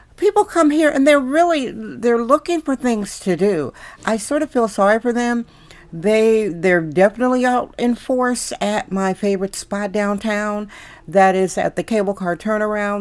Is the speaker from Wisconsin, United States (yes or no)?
yes; Wisconsin, United States; now in San Francisco, United States; I'm from Wisconsin, from the Midwest